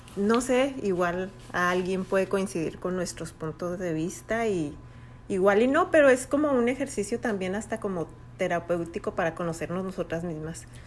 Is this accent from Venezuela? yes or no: no; Chihuahua, Mexico; Nosotros somos de Chihuahua.